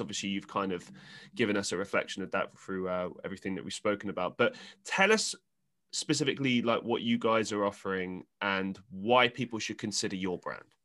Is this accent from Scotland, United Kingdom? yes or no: no; London, United Kingdom; I grew up in London